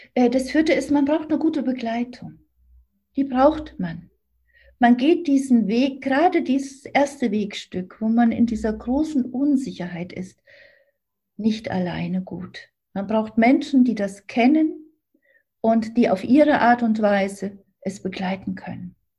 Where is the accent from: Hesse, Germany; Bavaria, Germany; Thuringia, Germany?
Thuringia, Germany; also born or lived in Sicily; now in Berlin, Germany; ich bin ja in Thüringen aufgewachsen, komme ja aus der D D R.